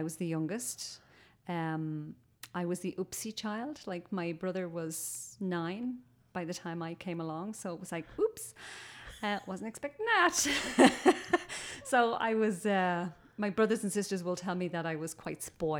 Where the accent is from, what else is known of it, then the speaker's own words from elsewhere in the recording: Dublin, Leinster, Ireland; moved away as an adult; also born or lived in England; now in Canada; So I was born in Dublin, raised in a suburb of Dublin.